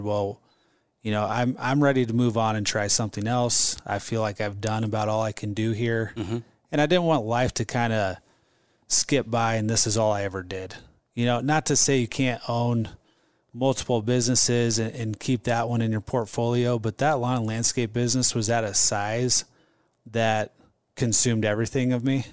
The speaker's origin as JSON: {"language": "English", "town": "Omaha", "region": "Nebraska", "country": "United States", "tie": "born or raised there", "said": "stayed in Omaha and got a degree in management and marketing"}